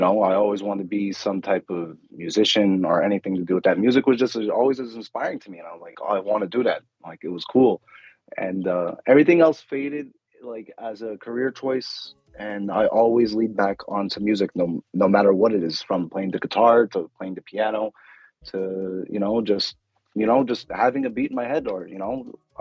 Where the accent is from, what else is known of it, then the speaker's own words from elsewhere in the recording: Philadelphia, Pennsylvania, United States; I grew up in South Philly